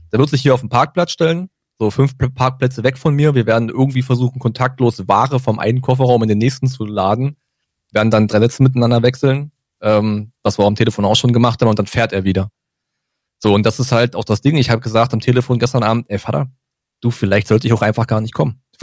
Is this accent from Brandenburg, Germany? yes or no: yes; Brandenburg, Germany; kam eine kleine Hiobsbotschaft aus der Heimat, also aus Brandenburg, also Süden von Brandenburg, wo ich aufgewachsen bin